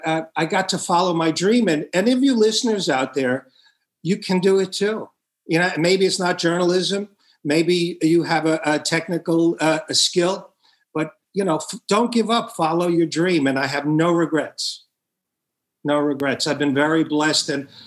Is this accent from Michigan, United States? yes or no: no; Long Island, New York, United States; also born or lived in Brooklyn, New York City; I was born in New York City, Brooklyn, and grew up in Long Island